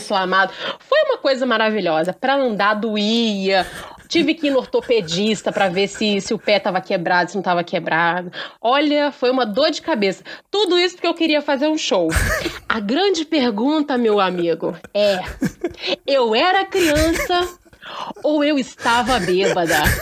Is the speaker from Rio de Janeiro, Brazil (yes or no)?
yes; Porciúncula, Rio de Janeiro, Brazil; moved away; eu sou uma pessoa do interior, né? Lá do interior do estado do Rio, um lugarzinho chamado Porciúncula, que ninguém sabe onde que fica. Estava eu na minha cidade natal